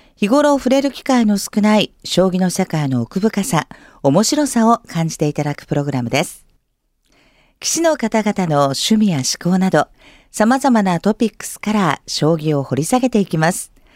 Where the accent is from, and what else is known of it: Tokyo, Japan; born or raised there